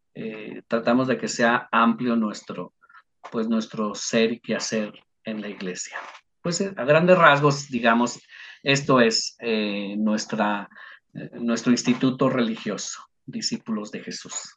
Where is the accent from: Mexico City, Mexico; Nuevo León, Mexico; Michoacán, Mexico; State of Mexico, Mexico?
Michoacán, Mexico; Uruapan; Yo soy originario de Uruapan, Michoacán. Allá en Uruapan eh, estuve participando de la renovación carismática durante ocho años, ¿verdad? En mi juventud